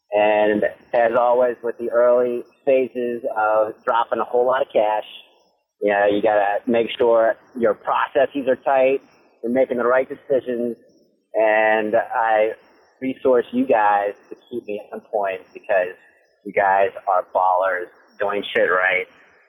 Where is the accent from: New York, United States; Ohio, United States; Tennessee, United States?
Ohio, United States; Cincinnati; also born or lived in Washington, D.C.; I'm on my drive from Washington, D.C., back to my hometown, Cincinnati, Ohio.